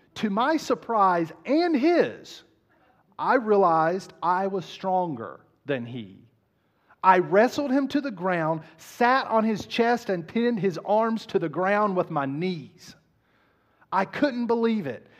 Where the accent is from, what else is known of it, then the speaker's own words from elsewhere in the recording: Southern West Virginia, United States; I was raised in Southern West Virginia